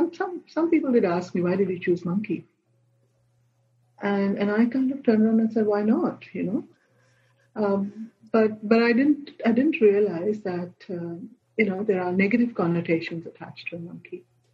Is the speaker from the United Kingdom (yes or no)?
no; Goa, India; I come from Goa and, our monkeys always raided my mango trees